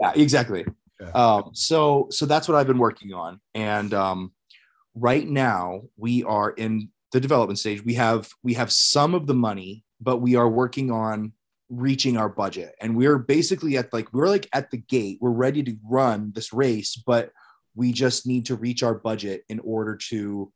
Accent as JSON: {"language": "English", "region": "Ohio", "country": "United States", "tie": "born or raised there", "moved": "as an adult", "said": "I moved back to my hometown in Ohio"}